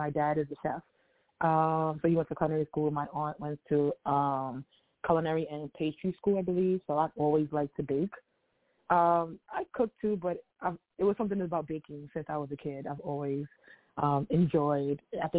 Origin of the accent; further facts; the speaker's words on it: New York City, New York, United States; I am born and raised in Harlem, New York.